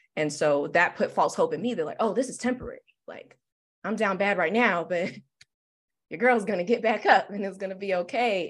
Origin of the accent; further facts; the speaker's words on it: Detroit, Michigan, United States; I'm born and raised in Detroit, Michigan, West Side specifically